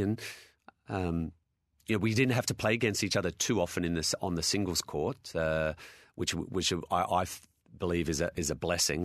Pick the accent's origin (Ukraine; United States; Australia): Australia; Adelaide, South Australia; I'm from Adelaide